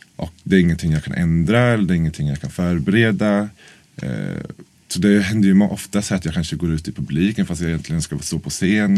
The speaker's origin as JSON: {"language": "Swedish", "town": "Norrköping", "region": "Östergötland", "country": "Sweden", "moved": "as an adult", "lives_now": "Stockholm, Sweden", "said": "jag är från Norrköping egentligen. Så jag flyttade till Stockholm för nio år sedan."}